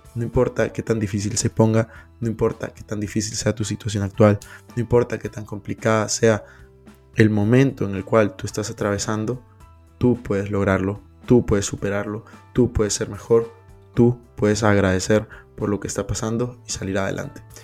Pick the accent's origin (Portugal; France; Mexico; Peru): Peru; moved away; also born or lived in Madrid; Yo soy de Perú